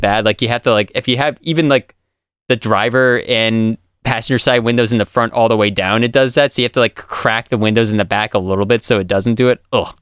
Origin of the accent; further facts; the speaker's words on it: Millville, Massachusetts, United States; I grew up in Millville, Massachusetts, which is basically the south of Massachusetts